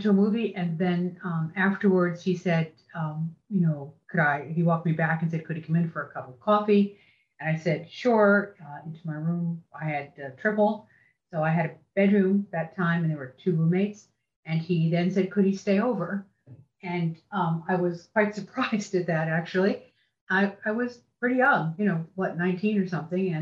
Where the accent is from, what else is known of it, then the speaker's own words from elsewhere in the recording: New Jersey, United States; I'm a kid from New Jersey who came from a large Catholic family